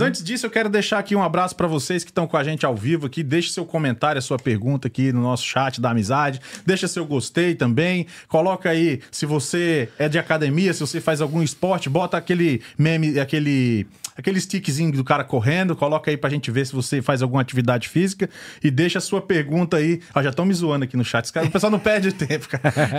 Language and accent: Portuguese; Luziânia, Goiás, Brazil; also born or lived in Gama, Federal District / Guará, Federal District; now in United States; eu fui criado a minha maior parte no Goiás, na região de Lusiânia.